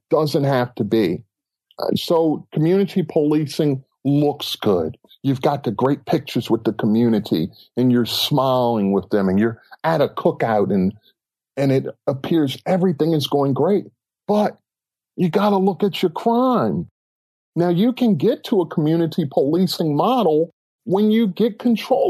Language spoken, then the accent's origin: English; Baltimore, Maryland, United States; I grew up in West Baltimore